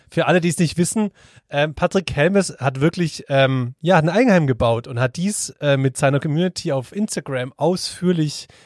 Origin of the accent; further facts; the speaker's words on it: Swabia, Germany; ich aber bin ein Schwabe.